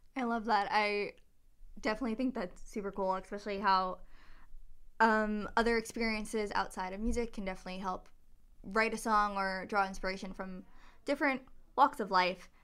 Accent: New York City, New York, United States; I'm from Staten Island, New York

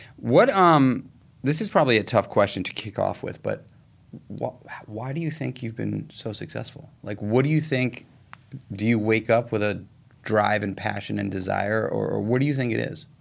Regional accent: New York City, New York, United States; I grew up in New York City

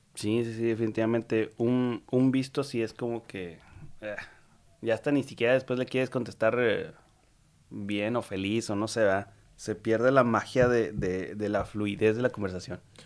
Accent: Mexico; como mexicanos

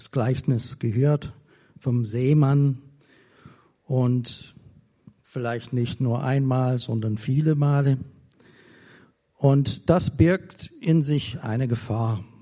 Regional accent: United States; German is a second language; now in Germany; Und ich bin Amerikaner. Ich bin schon fast 40 Jahre in Deutschland. Aber ich fühle mich immer noch verbunden mit der Heimat

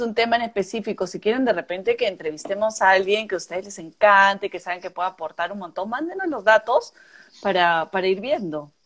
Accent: Peru; moved away; also born or lived in Italy; yo siento la mitad la siento peruana

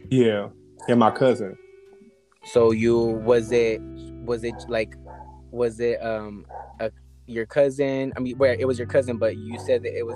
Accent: Los Angeles, California, United States; I'm from L.A.

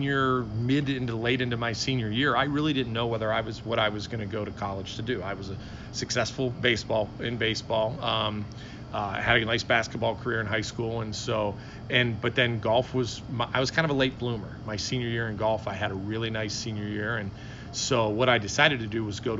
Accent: Steubenville, Ohio, United States; I grew up in Steubenville, Ohio

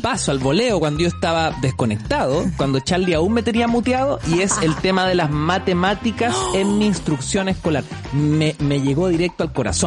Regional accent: Antofagasta, Chile; cuando éramos chicos, vivíamos en Antofagasta

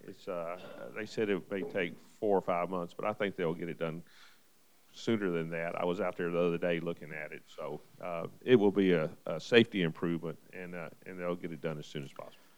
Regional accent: Nashville, Tennessee, United States; I was born and raised in Nashville, native son.

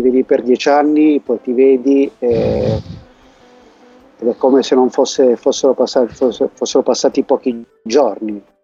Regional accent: Casoli, Abruzzo, Italy; moved away as an adult; also born or lived in Bologna; now in Valencia, Spain; sono abruzzese, della zona della provincia di Chieti, di Casoli, non del Teramano

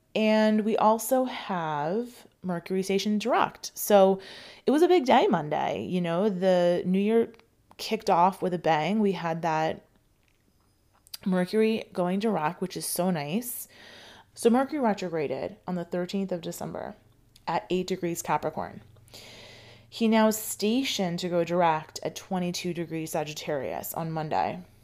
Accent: United States; I grew up in, in America

